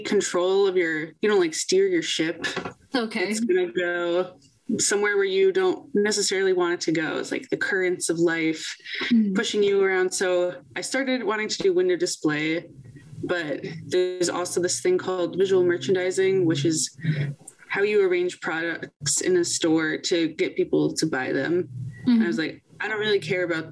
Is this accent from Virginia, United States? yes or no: yes; Virginia, United States; Virginia Commonwealth University, in my home state of Virginia